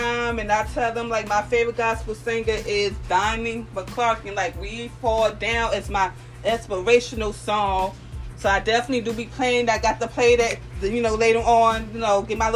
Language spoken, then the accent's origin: English; Philadelphia, Pennsylvania, United States; I'm from North Philadelphia, born and raised